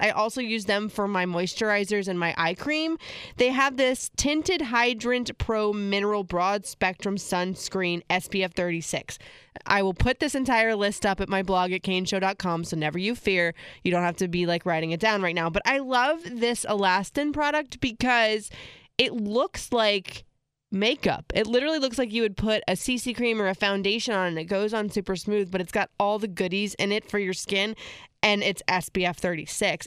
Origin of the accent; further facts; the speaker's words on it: Florida, United States; I grew up in Florida